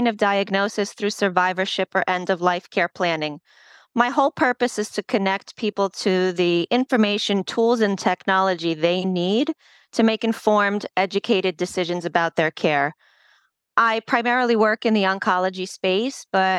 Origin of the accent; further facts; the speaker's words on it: United States; first language Polish; English is a second language; my family's from Poland. And while I was born here, I didn't speak English while I started school